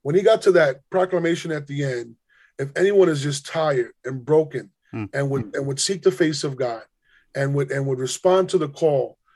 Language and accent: English; New York City, New York, United States; I grew up in Spanish Harlem in New York City